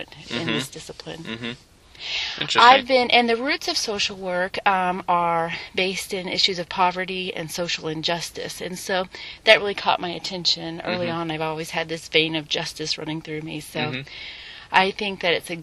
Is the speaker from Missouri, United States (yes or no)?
no; Manhattan, Kansas, United States; moved away; I'm originally from Manhattan, Kansas